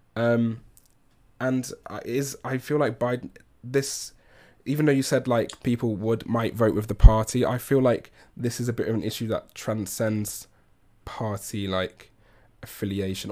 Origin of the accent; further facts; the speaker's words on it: England, United Kingdom; as an Englishman